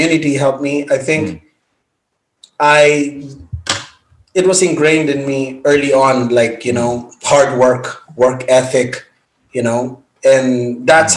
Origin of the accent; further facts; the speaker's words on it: Philippines; moved away as an adult; also born or lived in Makati; now in United States; I was born and raised in the Philippines, and I lived there for 18 years before I moved